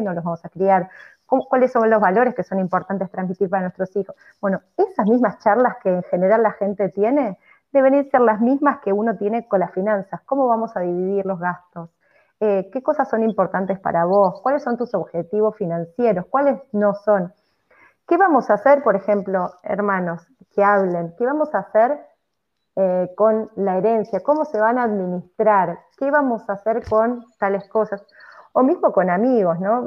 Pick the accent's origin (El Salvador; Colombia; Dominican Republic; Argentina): Argentina; moved away; la sociedad católica en la que, en la que, fuimos criados eh, en Argentina